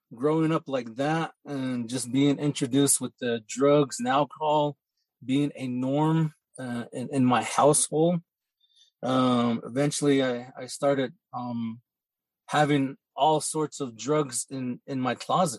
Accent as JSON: {"language": "English", "area": "north of Chinle", "region": "Arizona", "country": "United States", "tie": "born or raised there", "said": "I grew up on the Navajo Reservation, a little bit north of Chinle, Arizona"}